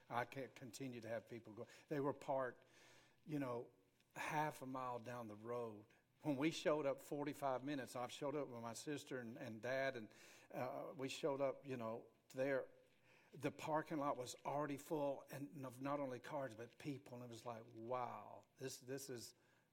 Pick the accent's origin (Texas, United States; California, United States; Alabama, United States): Alabama, United States; Grady; growing up in Grady